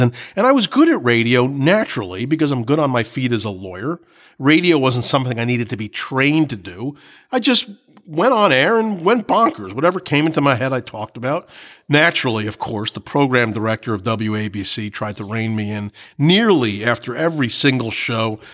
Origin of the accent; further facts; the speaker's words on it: New Jersey, United States; I was from New Jersey